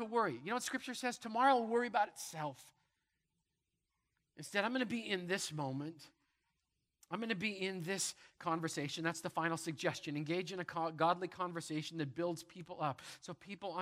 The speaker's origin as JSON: {"language": "English", "region": "Manitoba", "country": "Canada", "tie": "born or raised there", "said": "I grew up in Manitoba. There's wheat fields everywhere"}